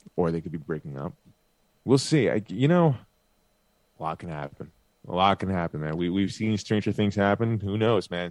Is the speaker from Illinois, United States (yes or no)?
no; Bay Shore, New York, United States; moved away; Great South Bay Brewery in Bayshore, New York that's my hometown over there. Oh, next to my hometown over there, very close to where I used to live